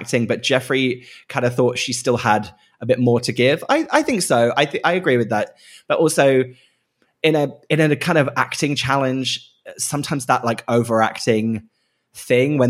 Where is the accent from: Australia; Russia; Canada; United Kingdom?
United Kingdom; As a British person and not an American person